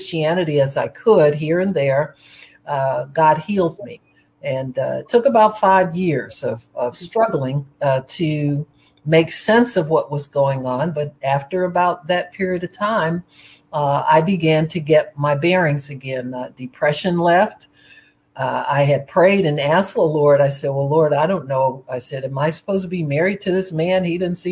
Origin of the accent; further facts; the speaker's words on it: Cleveland, Ohio, United States; I was born in Cleveland, Ohio.